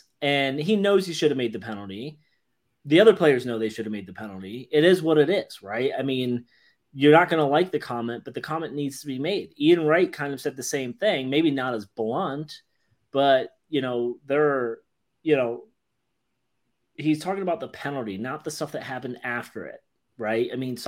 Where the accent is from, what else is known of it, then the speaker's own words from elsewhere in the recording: England, United Kingdom; I got it right here for all those who don't think I'm actually English.